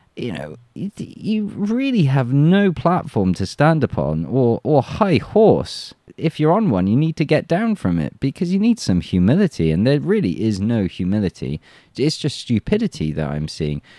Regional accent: England, United Kingdom; moved away as an adult; now in Russia; I'm an Englishman in Russia

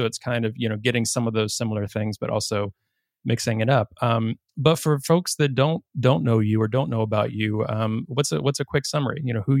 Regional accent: Virginia, United States; I'm from Virginia myself, so similar lineage, so just across the line there.

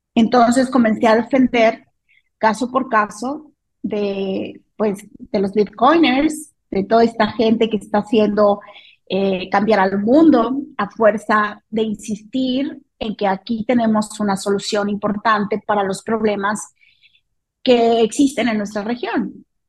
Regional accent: Mexico; en México vivimos una crisis de inseguridad

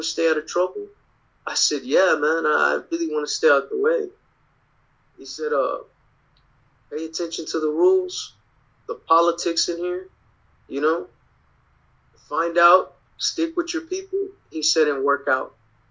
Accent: Dallas, Texas, United States; I'm from Dallas

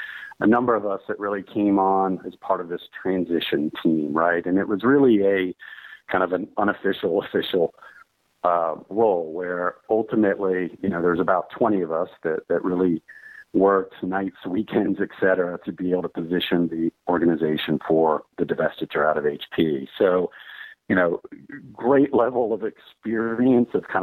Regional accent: Washington, District of Columbia, United States; moved away as an adult; also born or lived in New York City / San Francisco Bay Area; now in Chicago, United States; I'm originally from the Washington, D.C. area

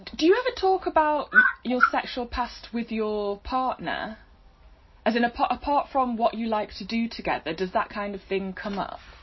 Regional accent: United Kingdom; even being British

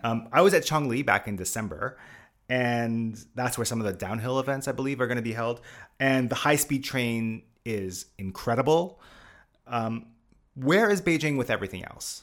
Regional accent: Canada; I am Canadian

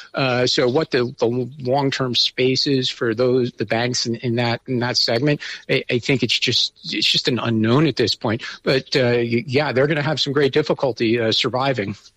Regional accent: United States; now in Taiwan; speaking as an American

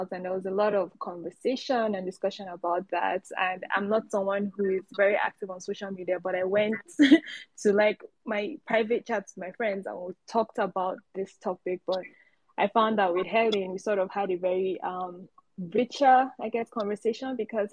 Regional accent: Nigeria; I'm Yoruba from Nigeria.

